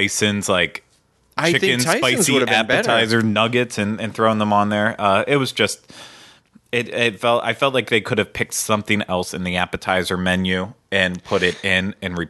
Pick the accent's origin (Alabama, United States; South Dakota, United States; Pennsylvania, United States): Pennsylvania, United States; You know, like I grew up in Western Pennsylvania, so there was no fresh shrimp ever coming to us